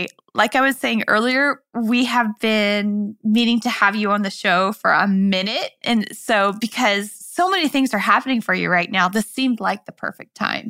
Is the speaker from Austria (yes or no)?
no; Midwest, United States; moved away; I grew up in the Midwest originally.